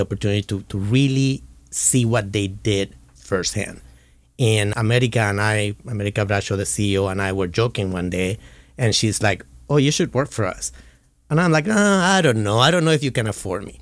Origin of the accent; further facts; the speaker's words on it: Puerto Rico; moved away as an adult; now in California, United States; I was born and raised in Puerto Rico and moved to California